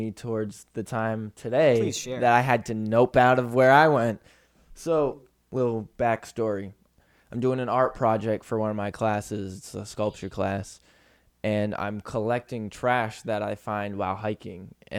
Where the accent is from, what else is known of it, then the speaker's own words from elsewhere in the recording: Milford, Massachusetts, United States; moved away; we were closer to Milford, which was my hometown